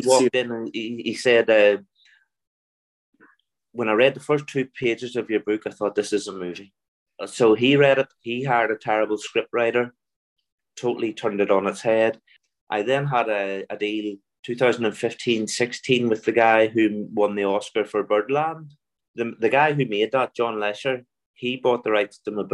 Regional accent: Belfast, Northern Ireland, United Kingdom; accent: Belfast; if you listen closely to my accent, I'm from Belfast.

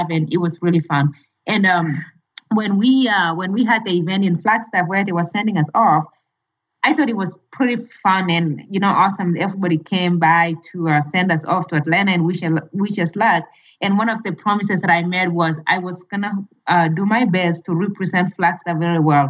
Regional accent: Kenya; moved away as an adult; now in United States; my home country, Kenya

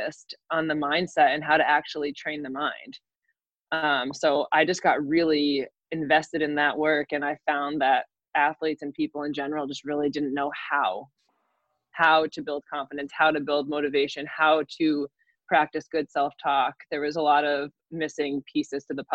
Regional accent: New York, United States; I'm from New York, and I played basketball

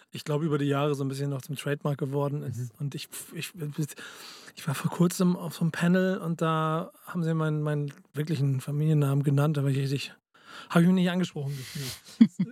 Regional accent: Hamburg, Germany; now in Munich, Germany; Muss ich sagen, als Hamburger, ich merke, dass München schöner ist

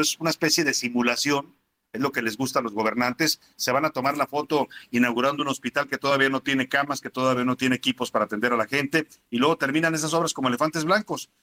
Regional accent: Mexico; como mexicanos

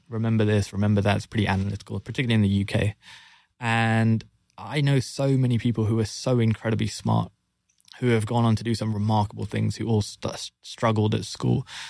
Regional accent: London, United Kingdom; born and raised in London, as you can tell from the accent.

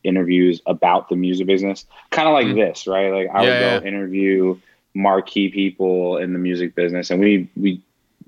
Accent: New York, United States; moved away as an adult; also born or lived in Orlando; I'm originally from New York

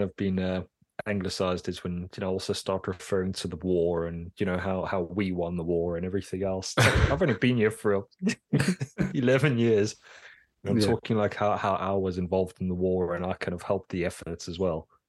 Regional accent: South Africa; moved away as an adult; now in England; I think of myself as South African still, but really I've been here so long now

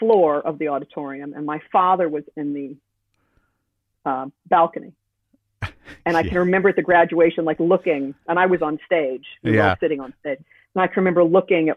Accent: New York City, New York, United States; now in Connecticut, United States; I was born in Manhattan and grew up in Manhattan

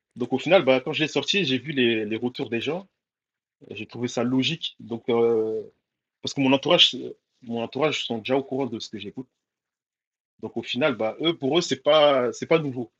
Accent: Mayotte; now in Lille, France; rappeur de Lille euh, donc, euh, originaire de Mayotte, euh, je suis né là-bas

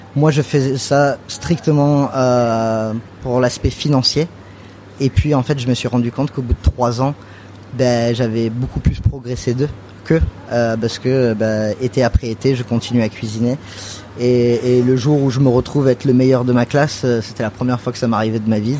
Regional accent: United States; also born or lived in Catalonia (family origin, summers) / New York; now in France; comme j'ai grandi aux États-Unis, je venais en France que l'été

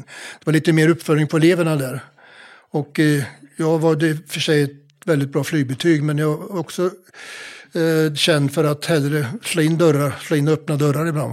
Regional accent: Mjölby, Östergötland, Sweden; moved away; Jag är född i Mjölby

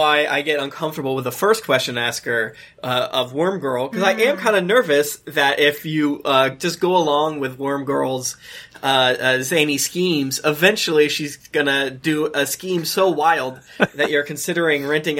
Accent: Tampa, Florida, United States; I'm from Tampa Bay, so I went to Busch Gardens, Tampa all the fucking time.

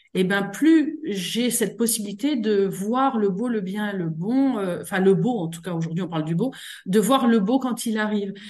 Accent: Meuse, Grand Est, France; je viens de la Meuse

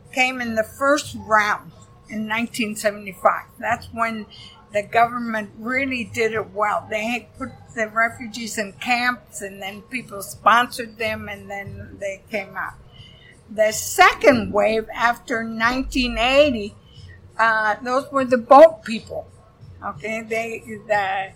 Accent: Iowa, United States; moved away; I come from Iowa, so I'm not afraid of farmers. We had a lot of farmers in Iowa.

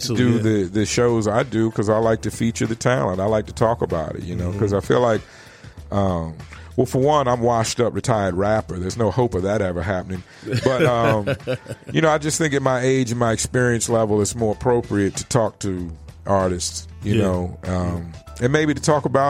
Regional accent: East Coast, United States; I came from the East Coast where weed only came in a couple of forms.

